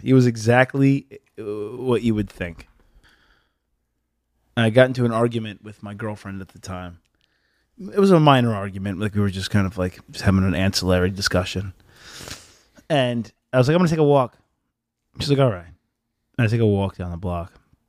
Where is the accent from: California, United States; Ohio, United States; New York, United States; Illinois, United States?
California, United States; Los Angeles; The Yay Rustic Inn is the best version of what I grew up eating in Los Angeles.